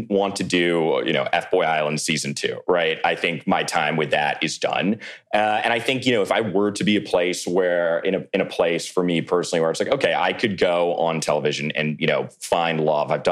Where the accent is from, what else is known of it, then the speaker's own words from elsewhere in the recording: McLean, Virginia, United States; now in New York, United States; Yes, I'm from Virginia originally, outside of Washington, D.C.